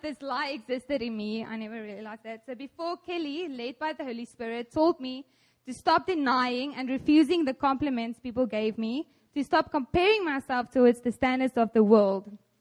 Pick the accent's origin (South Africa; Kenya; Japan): South Africa; moved away as an adult; now in South Korea; I'm from South Africa